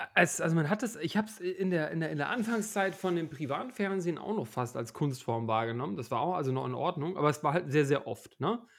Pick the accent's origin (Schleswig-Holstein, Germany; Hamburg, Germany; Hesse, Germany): Hamburg, Germany; now in Leipzig, Germany; Ich, ich komme ja nicht, nicht, nicht uh, ursprünglich von hier, wie man vielleicht auch hört. Ähm, ja. Bin ja eigentlich aus Hamburg